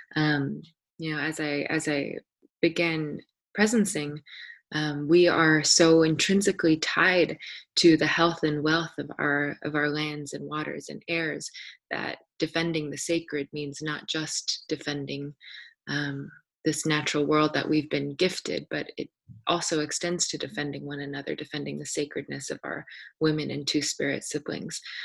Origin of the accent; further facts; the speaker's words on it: Anchorage, Alaska, United States; I was born and raised here in Degeikak, otherwise known as Anchorage